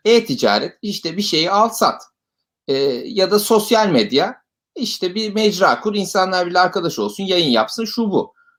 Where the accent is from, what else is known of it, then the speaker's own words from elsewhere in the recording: Ankara, Turkey; moved away as an adult; now in Istanbul, Turkey; Ankaralıyım ben